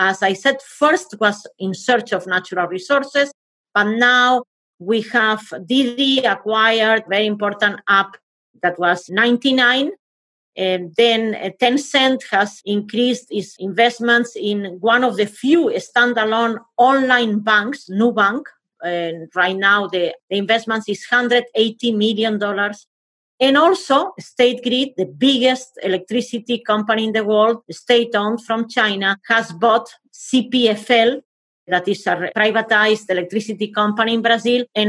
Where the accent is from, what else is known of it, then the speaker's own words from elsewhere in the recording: Spain; I am from Spain